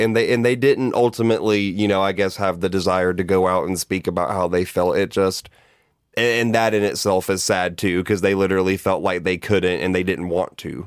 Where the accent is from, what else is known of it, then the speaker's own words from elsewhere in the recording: Georgia, United States; I grew up gay in the South, in Hay Bale and Cowfield, Georgia